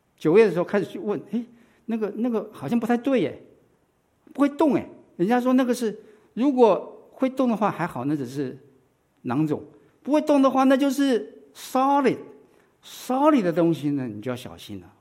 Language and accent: Chinese; Taiwan; now in United States; 我是在台湾长大的